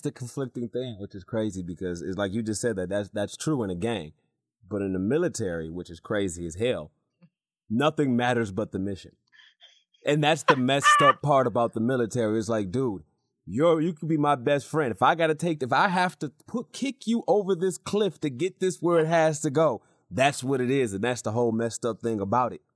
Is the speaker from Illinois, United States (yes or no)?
no; Michigan, United States; also born or lived in North Carolina; I'm from Michigan